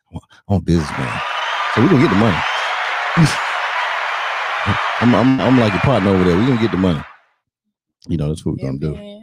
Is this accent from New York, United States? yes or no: no; North Carolina, United States; now in Houston, United States; I'm from North Carolina